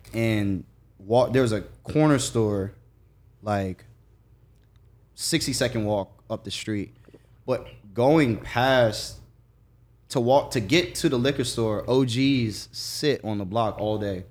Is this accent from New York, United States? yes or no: no; Jacksonville, Florida, United States; I'm from Jacksonville